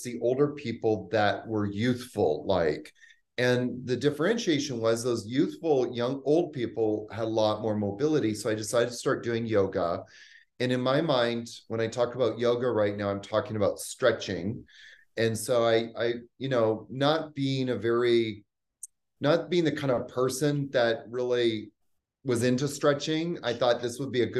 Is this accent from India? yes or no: no; Canada; also born or lived in New York / Haiti / Bahamas; now in Costa Rica; I'm originally from Canada. I lived in New York for 10 years. I also lived in the Haiti and the Bahamas